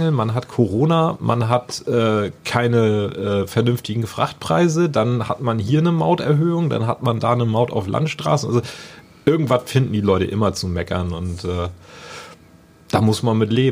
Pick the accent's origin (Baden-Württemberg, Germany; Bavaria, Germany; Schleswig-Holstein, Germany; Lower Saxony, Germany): Schleswig-Holstein, Germany; Lübeck; habe dann meine Ausbildung in meiner Heimatstadt Lübeck gemacht beim großen Industriebetrieb